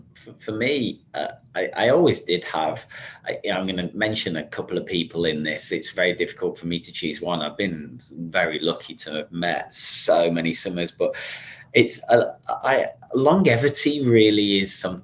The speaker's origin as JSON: {"language": "English", "region": "England", "country": "United Kingdom", "moved": "as an adult", "lives_now": "Sydney, Australia", "said": "being an Englishman"}